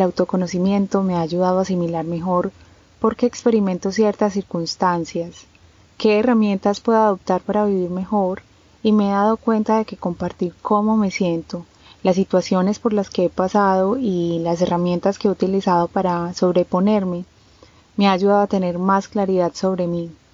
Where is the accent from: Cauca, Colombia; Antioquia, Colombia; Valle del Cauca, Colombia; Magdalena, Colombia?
Antioquia, Colombia; Medellín; Soy colombiana de Medellín